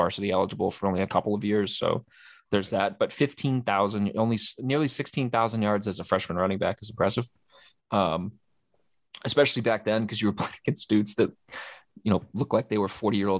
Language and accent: English; Oklahoma, United States; growing up in Oklahoma, I read about Jim Thorpe a ton when I was a kid